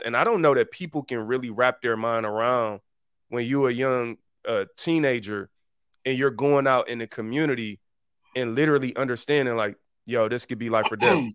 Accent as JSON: {"language": "English", "town": "Detroit", "region": "Michigan", "country": "United States", "tie": "born or raised there", "said": "I'm from the east side"}